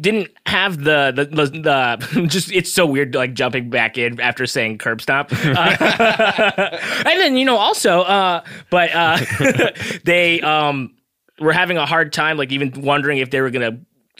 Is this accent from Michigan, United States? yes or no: no; Southern California, United States; I grew up here in Southern California, so I've always been around my people, like Mexican people